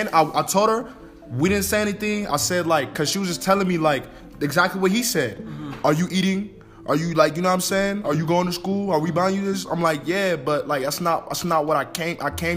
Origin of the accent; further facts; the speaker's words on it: United States; Now, growing up as a kid, growing up in America, when we first came to Mount Bello, you know what I'm saying? My Bella Ring Valley, I was exposed to a lot.